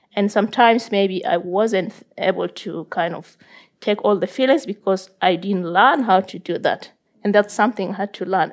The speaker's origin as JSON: {"language": "English", "country": "South Sudan", "tie": "born or raised there", "moved": "yes", "lives_now": "Norway", "said": "growing up in South Sudan"}